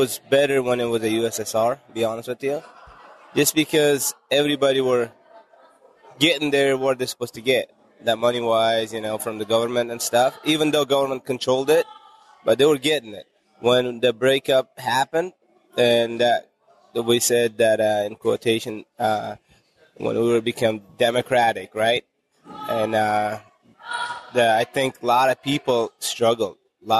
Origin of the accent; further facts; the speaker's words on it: Uzbekistan; When we got our broke up